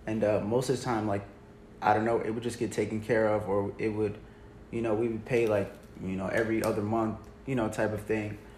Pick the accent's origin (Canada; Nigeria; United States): United States; St. Charles; also born or lived in Germany; growing up in St. Charles, predominantly, not predominantly, I would say about 95% white